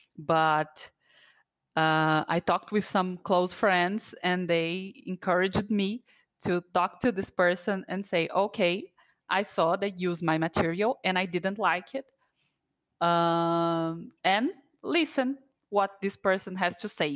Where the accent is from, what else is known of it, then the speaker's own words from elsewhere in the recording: Brazil; I'm from Brazil, and I'm a jail coach here